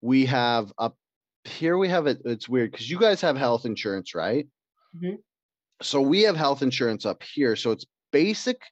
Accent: Canada; I'm Canadian.

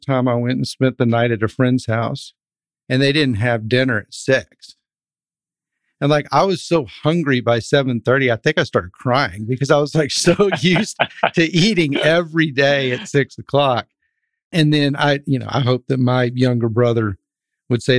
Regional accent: Dripping Springs, Texas, United States; three other brothers that I grew up with in Dripping Springs, which is right outside of Austin

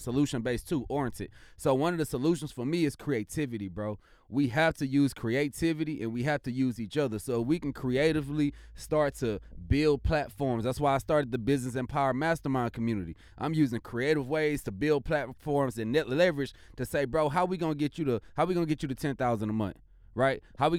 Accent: Missouri, United States; from the Mo.

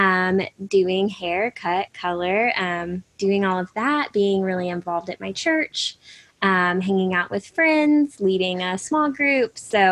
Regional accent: Nashville, Tennessee, United States; I am from Nashville, Tennessee

